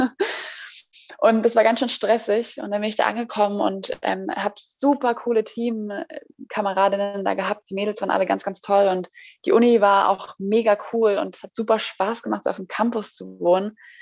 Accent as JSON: {"language": "German", "region": "Zurich", "country": "Switzerland", "tie": "born or raised there", "also_born_or_lived": "Florida, United States", "accent": "Swiss German", "moved": "yes", "lives_now": "Berlin, Germany", "said": "ich äh, bin in der Schweiz geboren. Ich bin Schweizerin in Zürich und äh, amigs rede ich auch die Schweizerdeutsch"}